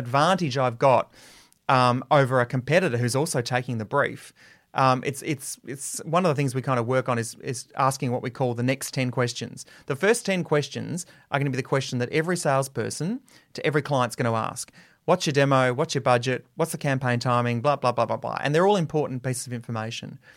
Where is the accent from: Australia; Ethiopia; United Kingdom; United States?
Australia; Adelaide, South Australia; I got my first radio job in my hometown of Adelaide